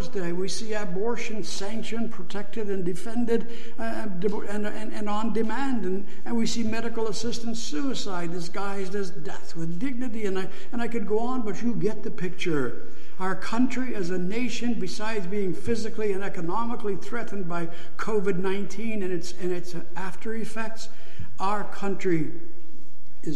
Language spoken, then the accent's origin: English; Canada; As Canadian Christians